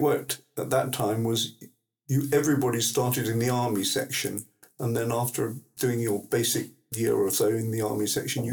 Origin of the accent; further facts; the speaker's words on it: Plymouth, South West England, United Kingdom; moved away as an adult; I was born in Plymouth, in fact, although my family originally, most of it comes from what we call Ditson, what the rest of the people call Diddisham, on the River Dart, just above Dartmouth. And I grew up going to school mostly in Plymouth